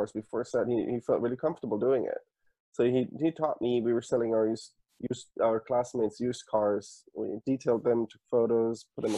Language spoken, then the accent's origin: English; Munich, Bavaria, Germany; moved away as an adult; I was born and raised in Munich.